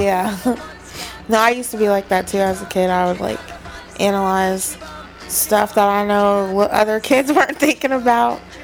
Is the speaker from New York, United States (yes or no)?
no; West Virginia, United States; I grew up in West Virginia